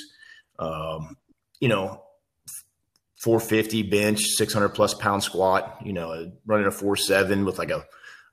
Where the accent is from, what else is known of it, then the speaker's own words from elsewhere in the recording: Missouri City, Texas, United States; we started off living in Missouri City, where I was born, and that's just right outside of Houston, Texas